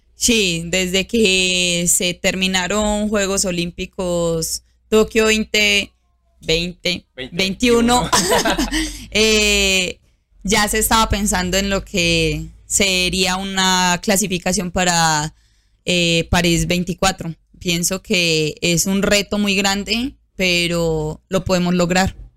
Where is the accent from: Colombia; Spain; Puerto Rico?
Colombia; Antioquia; mi pueblo